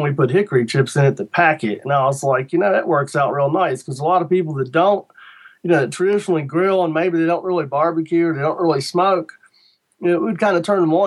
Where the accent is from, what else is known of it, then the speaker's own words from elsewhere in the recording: Shenandoah Valley, Virginia, United States; I'm from Virginia, in the Shenandoah Valley, and we didn't get a lot of Jamaican jerk in the Shenandoah Valley when I was a kid